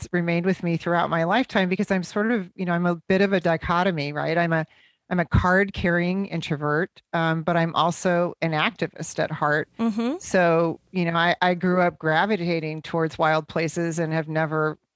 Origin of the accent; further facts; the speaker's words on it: Midwest, United States; growing up in the Midwest